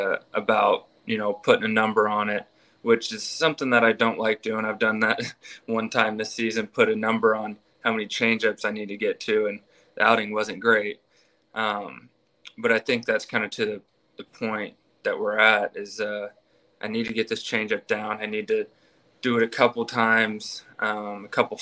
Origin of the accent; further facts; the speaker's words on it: Houston, Texas, United States; also born or lived in Waco, Texas; I'm from Texas. I'm actually from Houston.